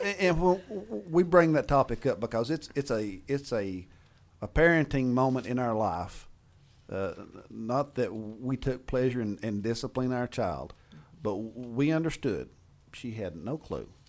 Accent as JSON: {"language": "English", "region": "Appalachia", "country": "United States", "said": "being the Appalachian engineer that I am"}